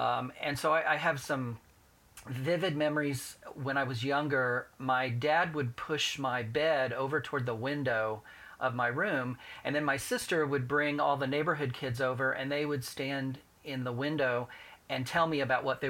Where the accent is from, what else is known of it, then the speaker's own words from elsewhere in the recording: Indianapolis, Indiana, United States; Indianapolis, yes. In a very small, close-knit family. We actually lived downtown when I was little. And then my parents moved to the west side, the mean streets of Speedway.